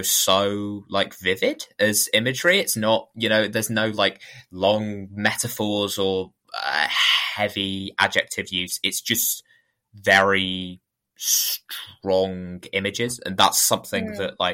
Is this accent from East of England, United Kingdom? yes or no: yes; Norfolk, East of England, United Kingdom; I'm from Norfolk